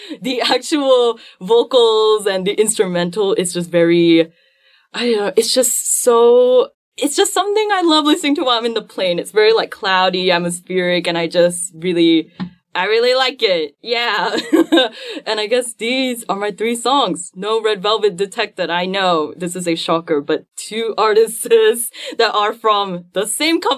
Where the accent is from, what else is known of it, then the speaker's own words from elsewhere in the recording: Malaysia; my pride as a Malaysian